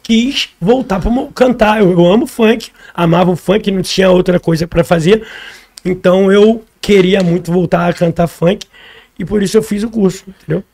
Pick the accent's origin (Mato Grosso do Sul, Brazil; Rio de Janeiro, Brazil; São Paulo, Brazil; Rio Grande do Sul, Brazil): Rio de Janeiro, Brazil; also born or lived in Madureira, Rio de Janeiro; A Pedro Itararé foi onde eu nasci, onde eu me criei até uma certa parte da minha vida.